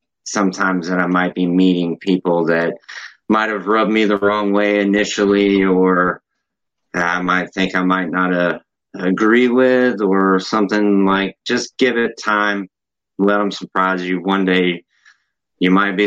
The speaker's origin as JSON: {"language": "English", "town": "Augusta", "region": "Georgia", "country": "United States", "tie": "born or raised there", "also_born_or_lived": "Atlanta, Georgia / Chicago, Illinois / Durham area, North Carolina", "said": "I was born in Augusta, Georgia, and I moved up here to Atlanta in 2004"}